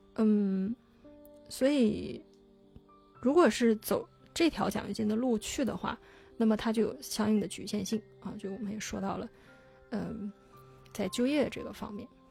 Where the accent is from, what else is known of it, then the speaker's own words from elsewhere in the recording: China; moved away; also born or lived in Singapore; 我是中国人